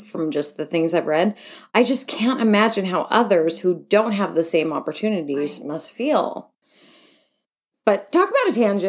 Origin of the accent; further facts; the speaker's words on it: California, United States; I was raised in the San Francisco Bay Area and have been a diehard 49ers fan as long as I can remember.